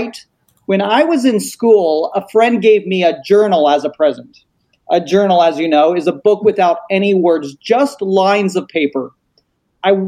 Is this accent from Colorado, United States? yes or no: yes; Colorado Springs, Colorado, United States; I grew up in Colorado Springs